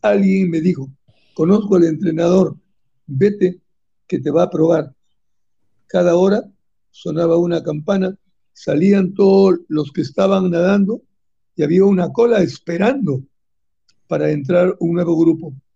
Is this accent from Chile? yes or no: no; Casa Grande, La Libertad, Peru; moved away as an adult; also born or lived in Trujillo, Peru; now in Dominican Republic; el nombre de mi pueblo se llama Ingenio Casagrande. Y de ahí está a 45 minutos de la ciudad de Trujillo. Estudié la primaria en Casagrande